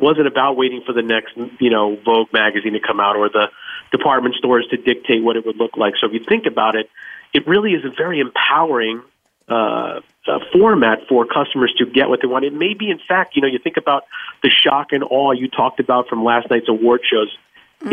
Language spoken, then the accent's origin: English; Bayonne, New Jersey, United States; moved away; also born or lived in New York / Texas; I was born in Bayonne, New Jersey